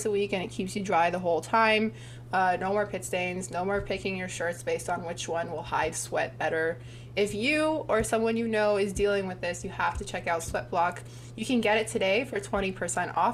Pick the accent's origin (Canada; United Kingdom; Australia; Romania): Canada; Toronto, Ontario; we're both from Toronto